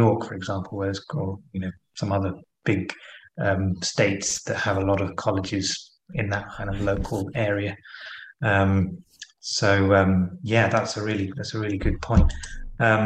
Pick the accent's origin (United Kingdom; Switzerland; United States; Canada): United Kingdom; London; a Londoner similar to myself